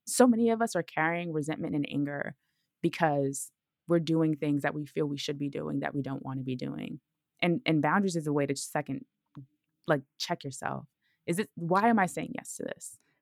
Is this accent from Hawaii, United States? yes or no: no; Brooklyn, New York, United States; moved away as an adult; also born or lived in Georgia; I'm from Brooklyn, so leaving Brooklyn so y, so young